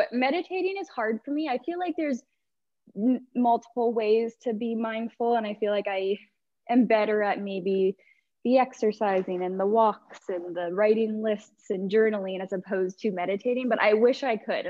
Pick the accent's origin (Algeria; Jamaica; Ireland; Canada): Canada; Dundas, Ontario; also born or lived in Toronto; So I grew up in Dundas, which is just like a suburb of Hamilton. So I've pretty much been here my whole life